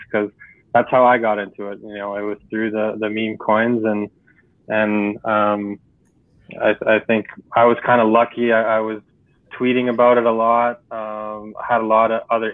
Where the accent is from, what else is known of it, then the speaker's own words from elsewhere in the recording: Canada; I'm from Canada